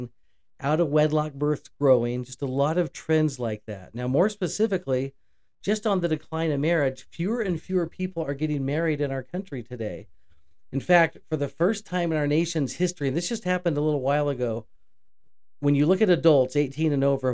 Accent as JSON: {"language": "English", "town": "Houston", "region": "Texas", "country": "United States", "tie": "born or raised there", "said": "the old same grass we grew up with in Houston"}